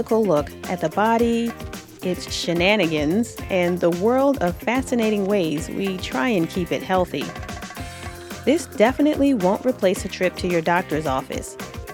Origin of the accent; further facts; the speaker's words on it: East Coast, United States; accent: East Coast; my East Coast accent